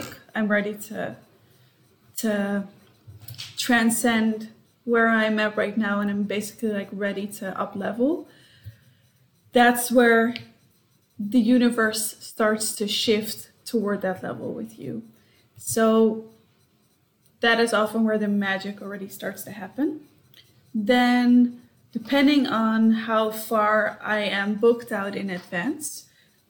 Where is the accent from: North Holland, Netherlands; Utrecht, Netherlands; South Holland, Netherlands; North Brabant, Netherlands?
North Holland, Netherlands; Amsterdam; moved away as an adult; also born or lived in United States / Singapore; now in Sydney, Australia; I'm Dutch as well. So I was born in Amsterdam. I lived in the US and Singapore, and now I live in Sydney